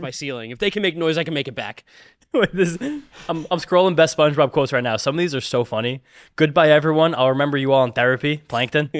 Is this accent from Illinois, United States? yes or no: no; New Jersey, United States; also born or lived in New York; I grew up in New Jersey